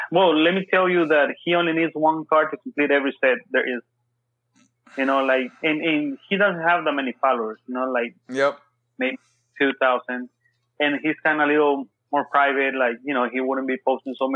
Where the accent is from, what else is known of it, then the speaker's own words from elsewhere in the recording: Texas, United States; I'm from Texas